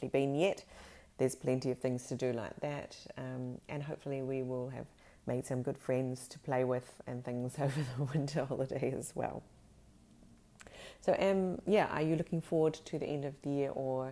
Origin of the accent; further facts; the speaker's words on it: Fiordland, Southland, New Zealand; now in Sweden; I grew up in Fiordland in New Zealand, which is, you know, a very sort of chilly part of New Zealand.